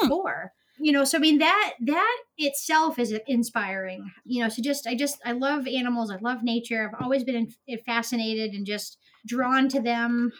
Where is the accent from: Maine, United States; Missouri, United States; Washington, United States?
Maine, United States; also born or lived in Florida; I was born and raised in Maine. Um, I lived down in Florida for a few years, but I'm now back in Maine.